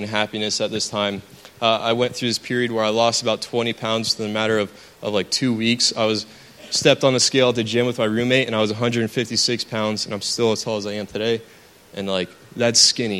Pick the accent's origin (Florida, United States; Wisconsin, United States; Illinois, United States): Florida, United States; Jensen Beach; I was born and raised in South Florida, a small city called Jensen Beach